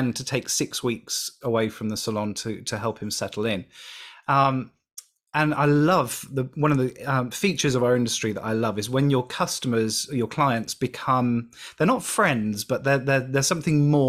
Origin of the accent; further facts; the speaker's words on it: United Kingdom; I'm British